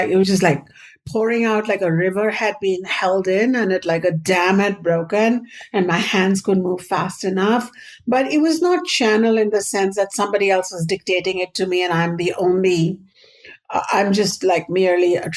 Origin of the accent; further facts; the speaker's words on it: Ayodhya, Uttar Pradesh, India; moved away; Growing up in India, in a Hindu Vedic household